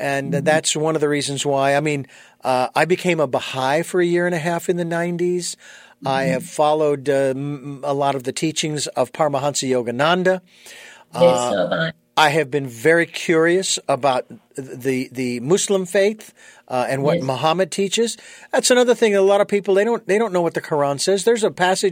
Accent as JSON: {"language": "English", "country": "United States", "tie": "born or raised there", "also_born_or_lived": "Phoenix, Arizona", "said": "I was born and raised in the United States"}